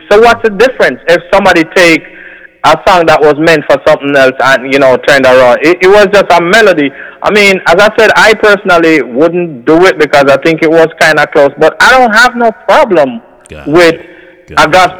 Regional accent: Jamaica; we come from Jamaica, where in that, you know, most of us are basically, you know, even if we don't go to church

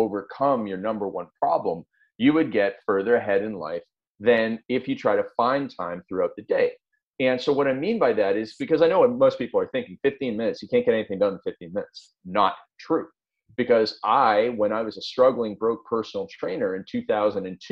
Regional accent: Canada; I'm a farm boy from up in Canada

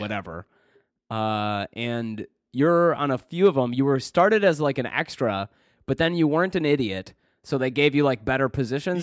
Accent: Michigan, United States; moved away

